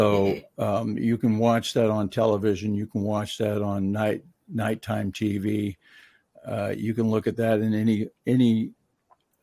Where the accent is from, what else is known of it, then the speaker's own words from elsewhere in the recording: Mendocino County, California, United States; moved away as an adult; also born or lived in Washington State; pretty much all my life up until I was 18, I lived along the coast of Mendocino County in California